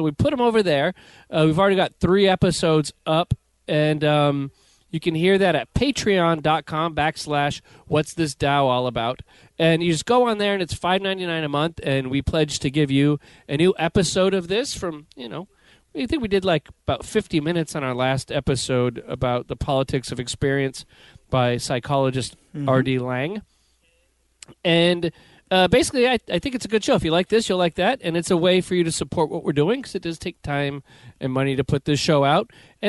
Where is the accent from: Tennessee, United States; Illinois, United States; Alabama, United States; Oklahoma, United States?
Oklahoma, United States; Broken Arrow; now in Memphis, United States; I grew up in Broken Arrow, Oklahoma, and never felt the need to have a gun.